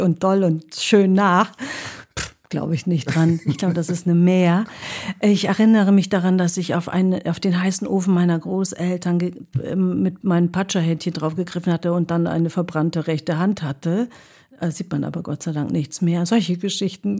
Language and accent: German; Hamburg, Germany; also born or lived in Hagen / Greece; in den Städten bin ich ja aufgewachsen, bin in Obermarschen zur Schule gegangen, habe später dann meine eigene Wohnung in Blankenese gehabt